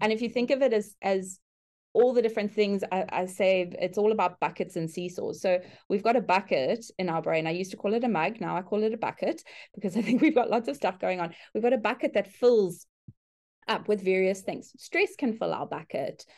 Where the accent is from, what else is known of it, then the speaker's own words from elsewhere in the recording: South Africa; moved away as an adult; now in Brisbane, Australia; I currently work in Brisbane, Australia, but I'm originally from South Africa. We've been living in Australia for the last two years